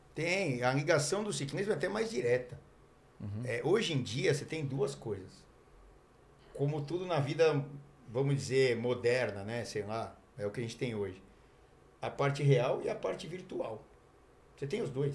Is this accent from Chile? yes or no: no; Mogi Mirim, São Paulo, Brazil; now in Santos, Brazil; Sou de Mojimirim